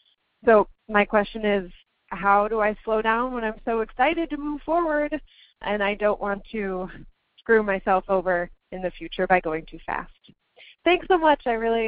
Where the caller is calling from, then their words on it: Minneapolis, Minnesota, United States; I'm calling from Minneapolis.